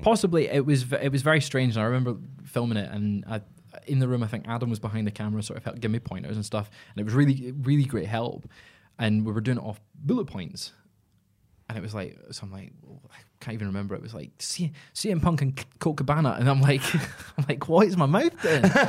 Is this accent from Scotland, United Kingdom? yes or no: yes; Scotland, United Kingdom; I'm Scottish